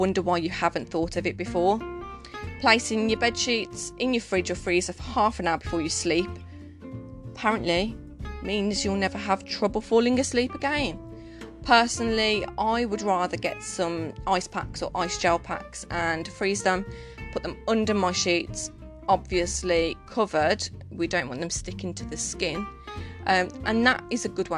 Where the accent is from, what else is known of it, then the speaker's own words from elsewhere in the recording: Birmingham, West Midlands, United Kingdom; I'm from Birmingham, so maybe my lingo is completely different